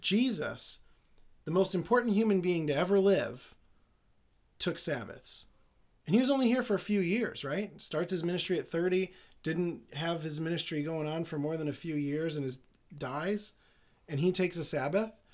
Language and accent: English; United States; also born or lived in Jerusalem; as an American